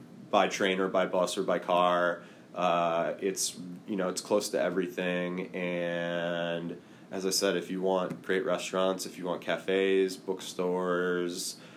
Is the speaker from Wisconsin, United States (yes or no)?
yes; Milwaukee, Wisconsin, United States; I'm from Milwaukee, and my aunt and uncle own about 30-ish rental properties in and around the city of Milwaukee.